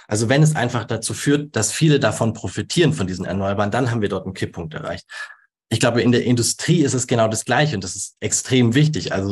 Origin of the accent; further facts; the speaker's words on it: Baden-Württemberg, Germany; Ja, also wo, wo wir früher in Baden-Württemberg, wo ich herkomme, acht Jahre gebraucht haben, um Windrad äh, zu errichten